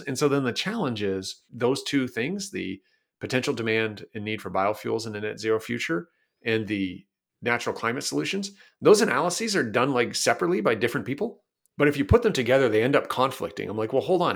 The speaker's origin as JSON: {"language": "English", "town": "Toronto", "region": "Ontario", "country": "Canada", "tie": "born or raised there", "moved": "yes", "lives_now": "Vancouver, Canada", "said": "I'm Canadian. I grew up in Toronto, Ontario, but I live out here in, uh, Vancouver, British Columbia now."}